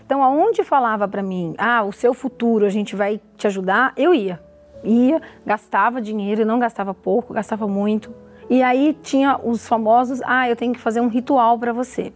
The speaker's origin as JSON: {"language": "Portuguese", "town": "Mogi das Cruzes", "region": "São Paulo", "country": "Brazil", "said": "eu sou de Mogi das Cruzes, sou farmacêutica"}